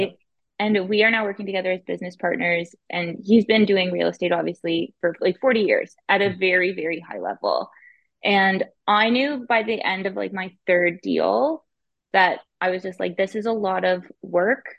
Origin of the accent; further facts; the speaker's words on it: Ottawa, Ontario, Canada; I'm born and raised in Ottawa, Ontario.